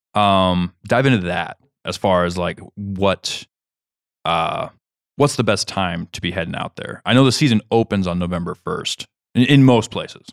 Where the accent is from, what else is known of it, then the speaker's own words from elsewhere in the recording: Kansas, United States; moved away; where I grew up in Kansas